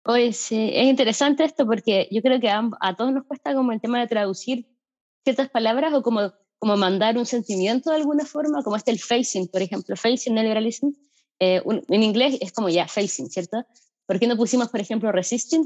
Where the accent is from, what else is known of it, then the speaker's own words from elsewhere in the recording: Valparaíso, Chile; moved away as an adult; now in Bristol, United Kingdom; soy de Valparaíso